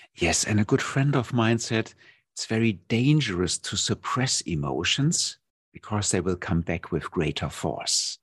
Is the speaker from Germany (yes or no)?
yes; Germany; moved away as an adult; now in Thailand; my home country, Germany.